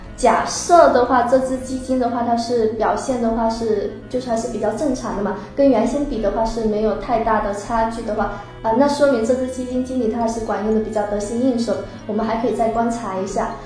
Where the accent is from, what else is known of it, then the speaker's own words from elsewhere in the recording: Wenzhou, Zhejiang, China; 我本身是温州人，这个普通话就是不太标准